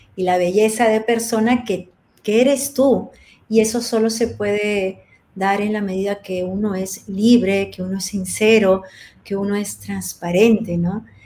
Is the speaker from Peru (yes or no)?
yes; Peru; moved away; soy peruana, soy extranjera